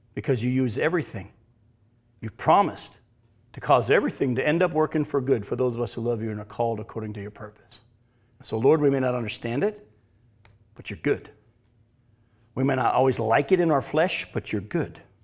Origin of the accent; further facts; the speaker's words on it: United States; I was born and living in America